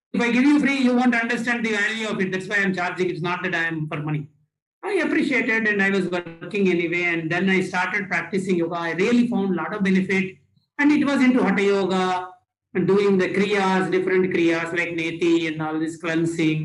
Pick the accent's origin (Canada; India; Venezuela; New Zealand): India; from India